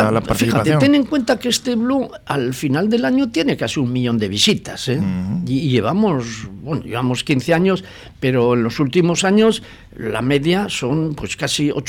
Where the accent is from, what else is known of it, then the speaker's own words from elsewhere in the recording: Gallarta, Basque Country, Spain; born there; now in Portugalete, Spain; Bueno, yo, yo nací en Gallarta